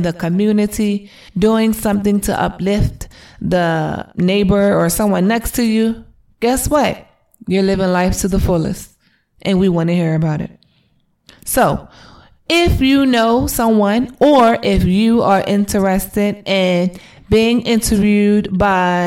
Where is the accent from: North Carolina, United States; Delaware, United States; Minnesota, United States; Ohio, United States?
Delaware, United States; moved away as an adult; now in Atlanta, United States; We are originally from Delaware, but we live in Atlanta, Georgia. We've been living here for 2.5 years now